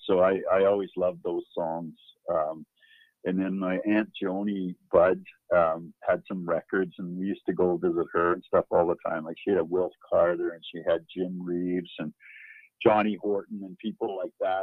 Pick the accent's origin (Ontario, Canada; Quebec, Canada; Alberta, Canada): Alberta, Canada; Hines Creek; also born or lived in Fairview, Alberta / Worsley, Alberta; that's where I grew up, and that's where my uh, my roots are